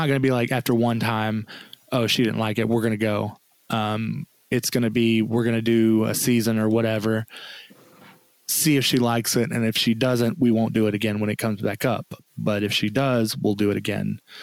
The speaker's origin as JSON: {"language": "English", "region": "the South", "country": "United States", "tie": "born or raised there", "said": "I was raised in the South"}